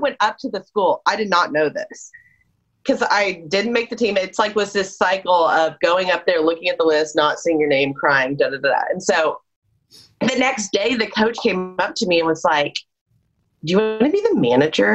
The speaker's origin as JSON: {"language": "English", "town": "Houston", "region": "Texas", "country": "United States", "tie": "born or raised there", "said": "I grew up in Houston too"}